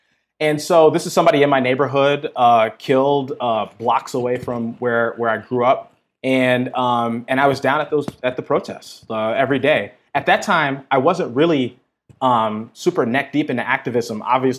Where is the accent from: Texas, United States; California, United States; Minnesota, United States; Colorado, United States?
Minnesota, United States; Minneapolis; So I grew up, born and raised in North Minneapolis, which, if folks don't have context, that's sort of like the black neighborhood of Minneapolis.